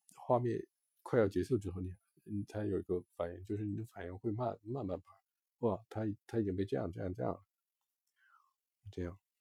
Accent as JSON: {"language": "Chinese", "region": "northern China", "country": "China", "said": "我是北方人，我其实很少在成长过程中很少吃辣"}